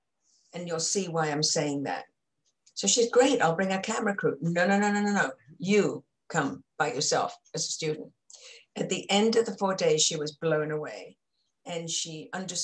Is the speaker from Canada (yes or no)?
no; England, United Kingdom; moved away; growing up in England